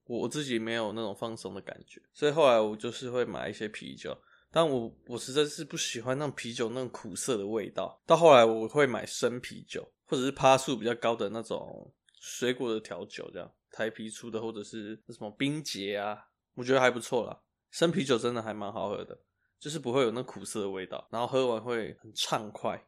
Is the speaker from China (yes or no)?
no; Taiwan; 我们台湾人